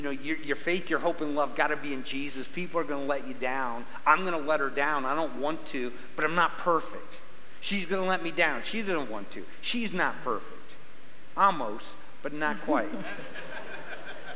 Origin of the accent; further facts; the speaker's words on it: Midwest, United States; now in Arizona, United States; I grew up in the Midwest